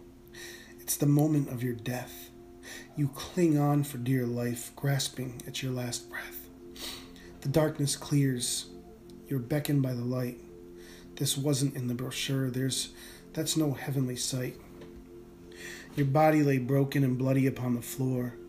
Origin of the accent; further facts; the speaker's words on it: Rhode Island, United States; moved away; where I grew up on the East Coast, in Rhode Island.